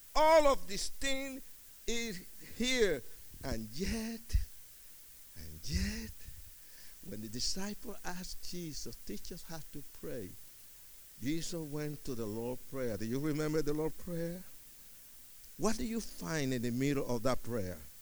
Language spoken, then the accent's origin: English; Puerto Rican, East Coast, United States; I was Puerto Rican, and we are too fast. We were from the I was from the East Coast